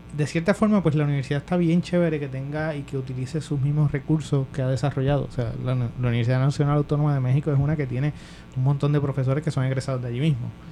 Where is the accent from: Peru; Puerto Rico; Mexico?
Puerto Rico